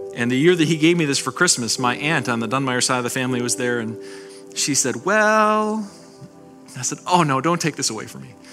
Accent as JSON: {"language": "English", "town": "North Tonawanda", "region": "New York", "country": "United States", "tie": "born or raised there", "said": "I grew up up in North Tonawanda"}